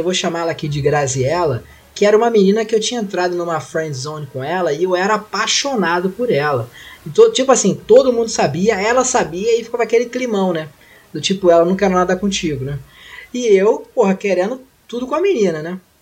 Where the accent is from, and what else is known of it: Rio de Janeiro, Brazil